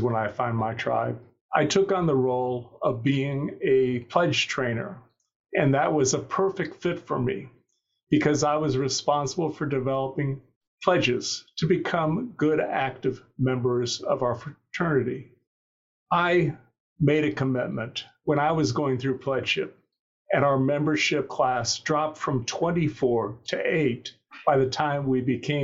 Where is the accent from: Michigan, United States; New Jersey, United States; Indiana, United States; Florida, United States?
Indiana, United States; Kokomo; I grew up in Kokomo, Indiana